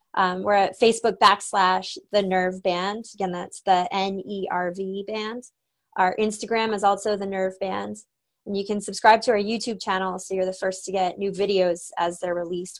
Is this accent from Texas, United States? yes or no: yes; Austin, Texas, United States; I grew up in Austin